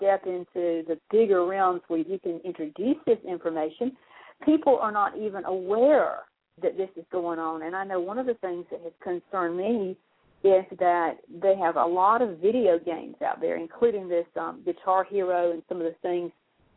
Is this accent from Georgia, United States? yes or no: yes; South Georgia, United States; growing up in South Georgia